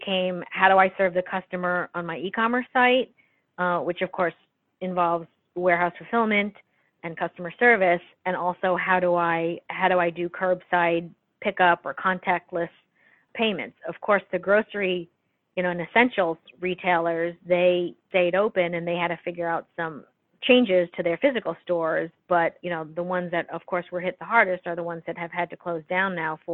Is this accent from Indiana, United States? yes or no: no; New York City, New York, United States; being a New Yorker, I think, you know, we grew up with some hard conditions